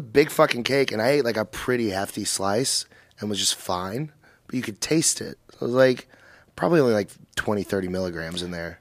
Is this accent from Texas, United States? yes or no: yes; Dallas-Fort Worth area, North Texas, United States; I'm from North Texas